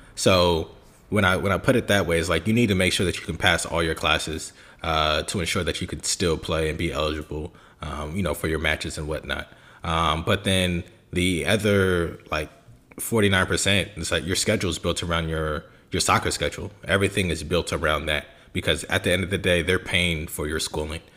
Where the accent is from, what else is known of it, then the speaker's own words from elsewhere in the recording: Bay Area, California, United States; also born or lived in Germany / England; born and raised in the Bay Area.